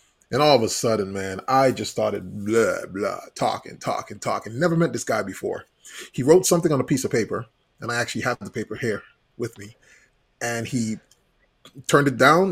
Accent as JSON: {"language": "English", "country": "U.S. Virgin Islands", "tie": "born or raised there", "also_born_or_lived": "Puerto Rico", "moved": "yes", "said": "Growing up in the Virgin Islands, I'm originally from St. Thomas, U.S. Virgin Islands. I was born in Puerto Rico, grew up in the Virgin Islands."}